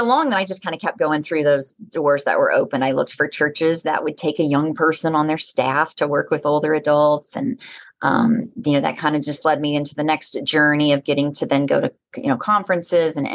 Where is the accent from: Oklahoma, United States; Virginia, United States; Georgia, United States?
Oklahoma, United States; I grew up in Oklahoma